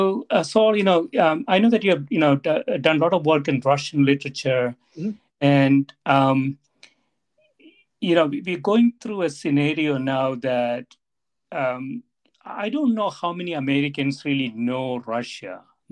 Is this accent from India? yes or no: yes; South India, India; moved away as an adult; now in Evanston, United States; I came to Evanston right from South India without ever going outside my state or the two adjacent states.